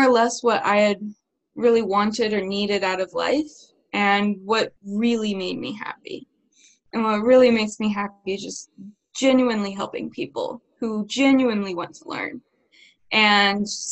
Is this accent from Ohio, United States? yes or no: yes; Ohio, United States; Growing up in Ohio